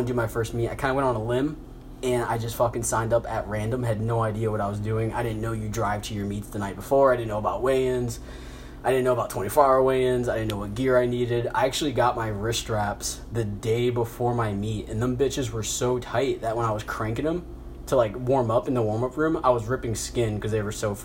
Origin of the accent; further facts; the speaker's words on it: Garrett, Indiana, United States; also born or lived in Miami, Florida; I'm from Garrett, Indiana